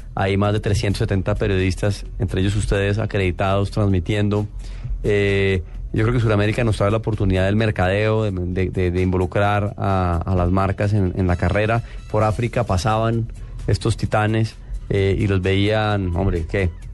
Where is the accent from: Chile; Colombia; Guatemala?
Colombia; como colombiano